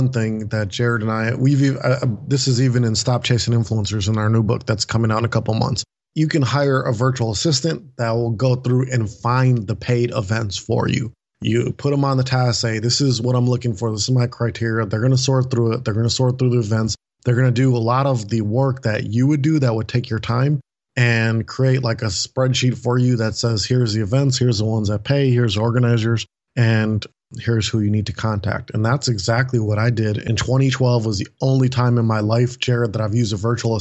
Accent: United States; I'm an American, I'm a podcaster

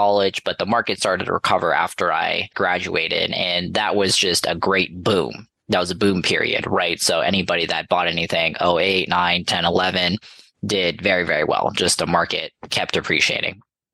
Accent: Los Angeles, California, United States; I'm from Los Angeles area, and I went to USC locally

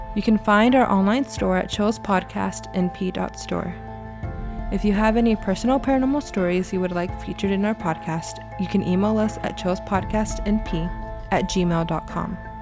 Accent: Terrell, Texas, United States; So, Terrell, Texas is my hometown. I lived there for 26 years

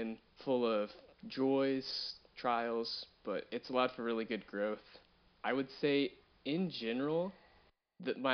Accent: Fort Worth, Texas, United States; I'm from Fort Worth, Texas

